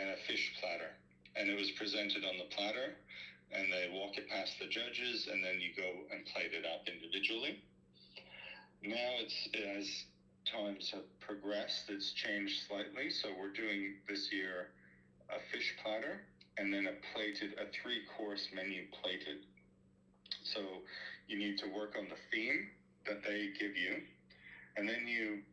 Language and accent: English; Canada; moved away as an adult; now in Australia; I'm originally from Canada, and I've been here for about 16 years now